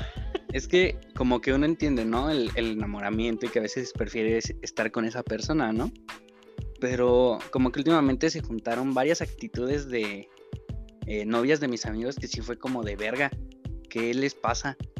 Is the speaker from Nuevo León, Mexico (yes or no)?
yes; General Escobedo, Nuevo León, Mexico; tengo 24 años y soy de Escobedo